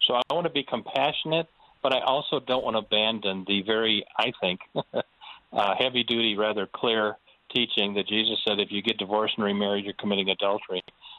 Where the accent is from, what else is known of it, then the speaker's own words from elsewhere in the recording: Omaha, Nebraska, United States; moved away; the church I grew up in Omaha, partly grew up in, wonderful church